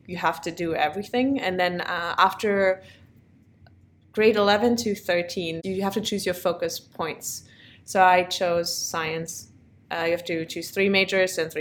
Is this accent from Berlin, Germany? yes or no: no; Bad Fallingbostel, Lower Saxony, Germany; moved away as an adult; also born or lived in Krelingen / Braunschweig; now in United States; I'm originally from Germany